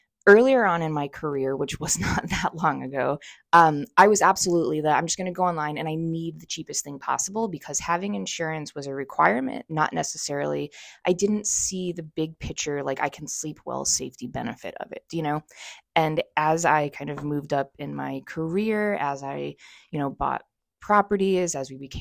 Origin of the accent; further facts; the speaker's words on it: North Central Connecticut, United States; I grew up in North Central Connecticut, but I moved down here